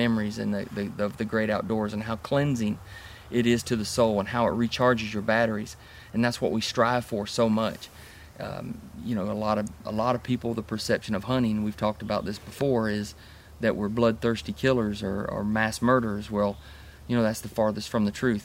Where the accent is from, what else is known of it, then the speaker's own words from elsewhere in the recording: Atlanta, Georgia, United States; also born or lived in Ohio; I was born in Ohio. Moved to Georgia when I was 5 or 6. My dad was a fireman and transferred to the city of Atlanta